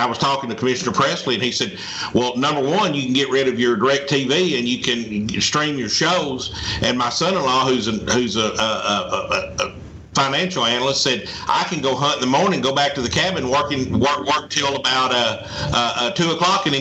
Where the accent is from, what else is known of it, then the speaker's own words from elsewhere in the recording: Arkansas, United States; now in Mississippi, United States; I'm from Arkansas